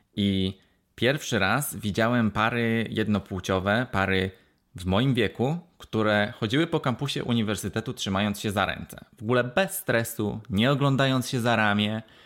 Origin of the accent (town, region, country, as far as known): Poland; now in Wales, United Kingdom